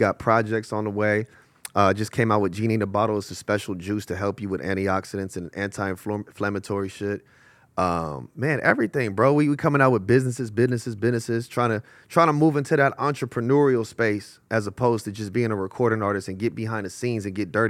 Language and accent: English; Los Angeles, California, United States; West LA. West Los Angeles, bro. Fairfax District, Marvin, Washington, La Cienega Heights, Little Ethiopia, all that shit, Olympic.